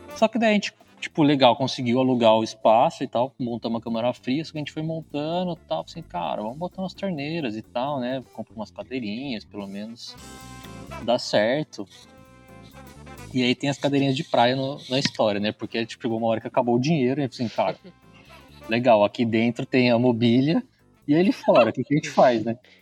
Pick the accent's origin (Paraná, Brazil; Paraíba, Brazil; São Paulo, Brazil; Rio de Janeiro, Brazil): São Paulo, Brazil; Bragança Paulista; moved away as an adult; now in Campinas, Brazil; Eu sou de Bragança Paulista